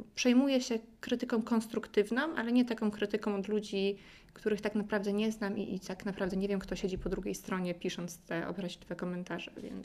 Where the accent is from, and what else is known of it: Poland